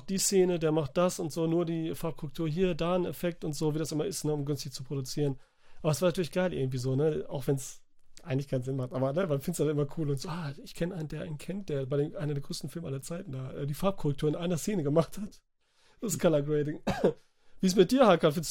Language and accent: German; Italy; Wo ich als Italiener natürlich sagte, nee.